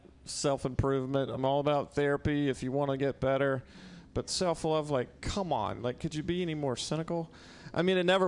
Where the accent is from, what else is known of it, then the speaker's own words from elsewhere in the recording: Mississippi, United States; moved away as an adult; also born or lived in New York; now in San Francisco, United States; I'm from Mississippi, originally